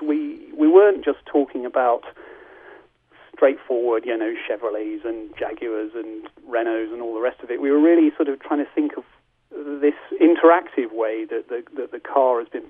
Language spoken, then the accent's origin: English; United Kingdom; we're British